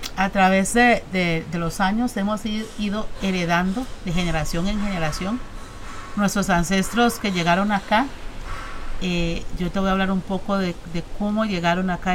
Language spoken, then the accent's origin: Spanish; Costa Rica; como ticos que nosotros somos